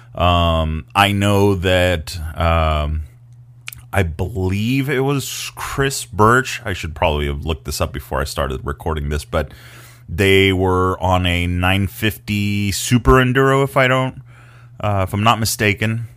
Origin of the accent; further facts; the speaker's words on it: Mexico; I grew up in Baja